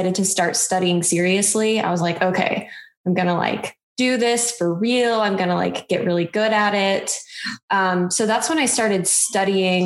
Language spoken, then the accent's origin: English; Midwest, United States; I grew up in the Midwest